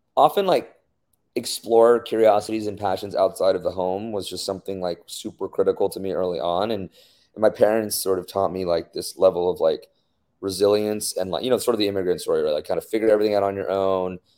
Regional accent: United States; being a minority growing up in the States

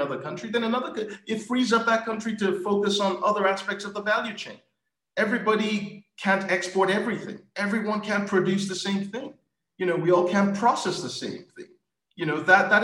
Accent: Nigeria; I'm Nigerian

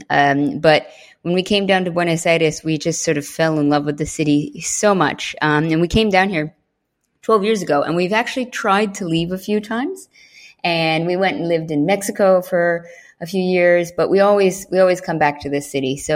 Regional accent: Norway; born there; also born or lived in England / United States; I was born in Norway, and my mother's family is originally Norwegian, so I, I did grow up with a lot of Norwegian culture and my childhood. But uh, we moved to England actually when I was still a baby, about six months, and then I moved to America when I was four.

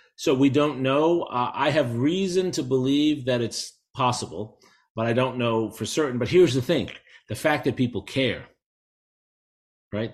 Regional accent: New York City, New York, United States; moved away as an adult; now in Texas, United States; I grew up in New York City.

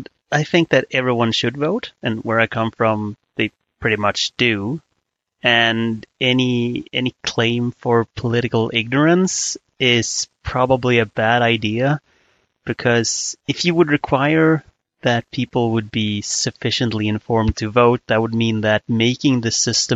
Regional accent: Sweden; I'm Swedish

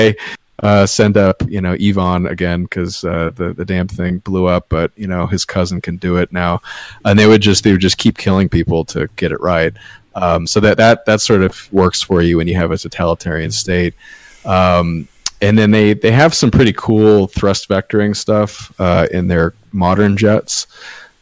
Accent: United States; as an American

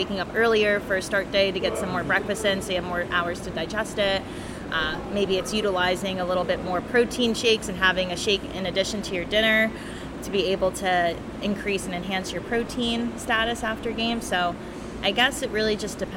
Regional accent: New Jersey, United States; I'm from Jersey

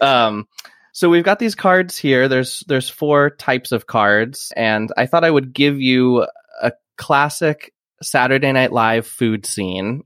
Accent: Iowa, United States; I, I grew up in Iowa

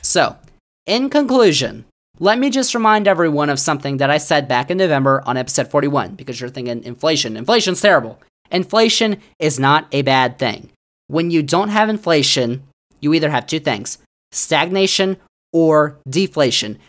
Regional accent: Virginia, United States; Virginia, my home state

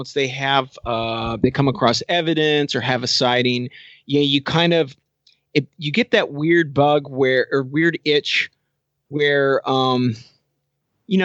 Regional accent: the Northwest, Pacific Northwest, United States; I grew up in the Northwest

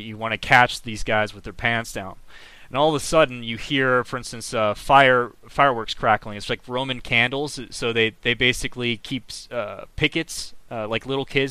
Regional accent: United States; I'm an American. I'm proud of being an American

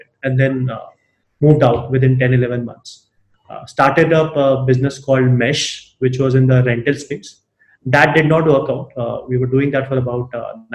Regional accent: Alwar, Rajasthan, India; growing up in Alwar.

